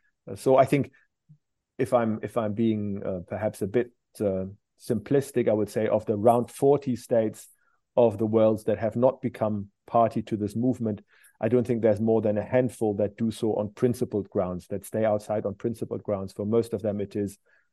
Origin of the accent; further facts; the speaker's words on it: Germany; now in Glasgow, United Kingdom; my home country, Germany.